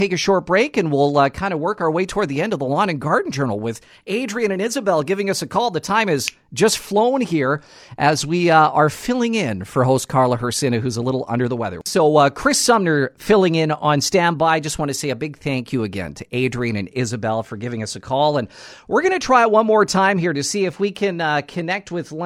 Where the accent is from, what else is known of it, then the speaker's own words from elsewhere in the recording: Nipawin, Manitoba, Canada; moved away; I'm originally from Nipawa, and we had a very large Polish and Ukrainian community in the Nipawa area, which is just south of Dauphin, barely an hour